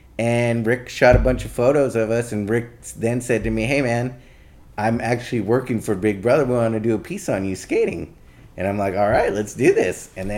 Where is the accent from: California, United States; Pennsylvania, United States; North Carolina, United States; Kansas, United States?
California, United States; Torrance; I grew up in Torrance.